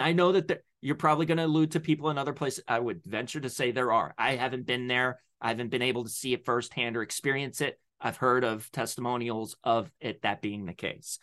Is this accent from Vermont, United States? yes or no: no; Delaware, United States; now in Pennsylvania, United States; I was born in Delaware. I now live in P A.